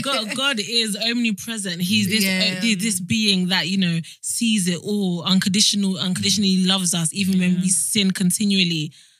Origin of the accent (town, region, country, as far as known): Nigeria